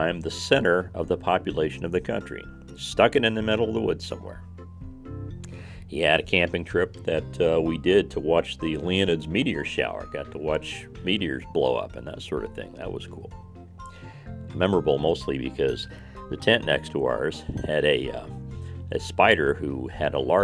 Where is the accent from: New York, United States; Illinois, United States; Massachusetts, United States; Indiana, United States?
Indiana, United States; Swimming was kind of a difficult thing in Indiana. I mean, it is a largely landlocked state, and in my hometown, there was only one place to swim